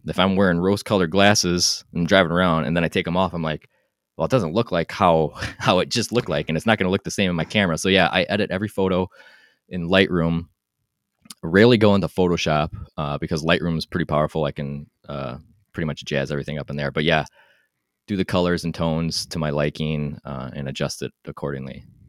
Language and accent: English; Wisconsin, United States; I'm from Wisconsin